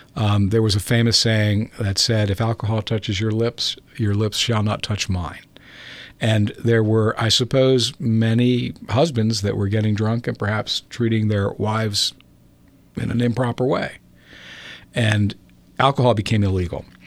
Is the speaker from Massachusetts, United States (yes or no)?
no; Baltimore, Maryland, United States; when I was growing up in Baltimore, or as we called it, Balmer, back in the, uh, late fifties and sixties